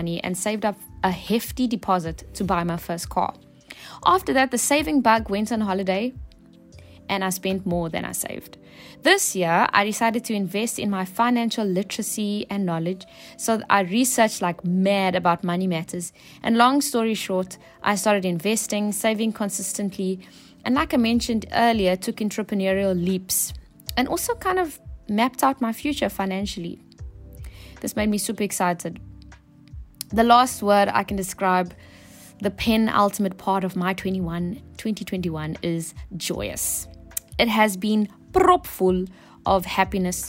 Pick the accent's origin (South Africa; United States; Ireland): South Africa; Cape Town, Western Cape; I'm from Cape Town.